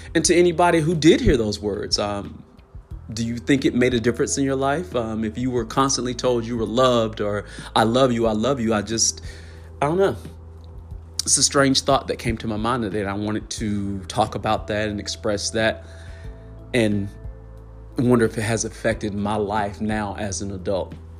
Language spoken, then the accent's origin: English; the South, United States; being a lower middle class black family growing up in the South